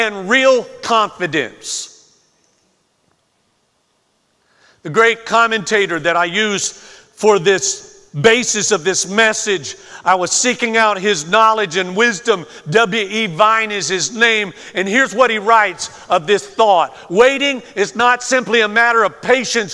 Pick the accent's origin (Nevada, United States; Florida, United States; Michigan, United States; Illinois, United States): Florida, United States; moved away; growing up in Florida